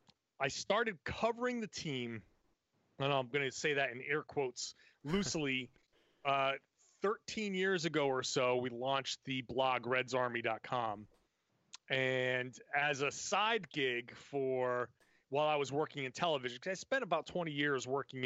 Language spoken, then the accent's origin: English; New England, United States; I grew up in the New England area